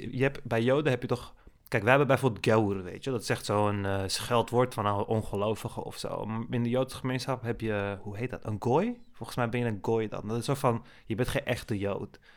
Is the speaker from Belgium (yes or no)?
no; Turkey; Want als, je, als Turk zijn, dan kun je ook van bepaalde Arabische muziek genieten.